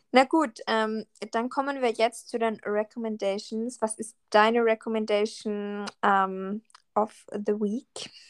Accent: Salzburg, Austria; Und dann sie so, ja, was sind deine Wurzeln und so? Und ich so, ja, ich bin eh Österreicherin und so.

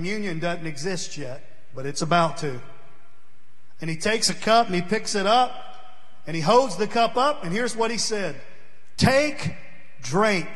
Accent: New Johnsonville, Tennessee, United States; I grew up in Vegas, New Johnsonville, Tennessee. Down there it is. You got eaten up with mosquitoes.

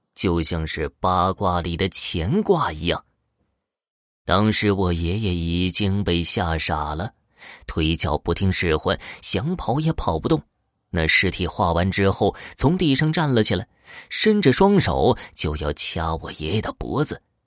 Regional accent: Horqin Grassland, Inner Mongolia, China; 美丽的科尔沁大草原是我的家乡

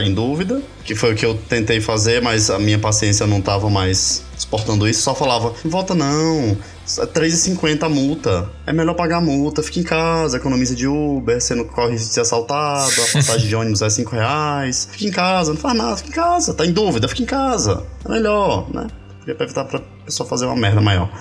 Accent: Ceará, Brazil; now in São Paulo, Brazil; eu sou cearense

